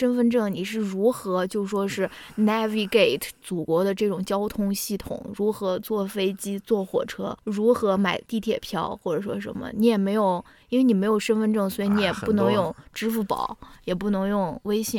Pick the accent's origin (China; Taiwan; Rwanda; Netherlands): China; now in United States; 我们是中国人